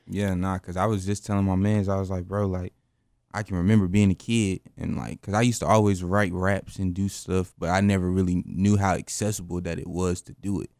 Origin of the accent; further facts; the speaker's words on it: Greensboro, North Carolina, United States; I'm from Greensboro, North Carolina, born and raised.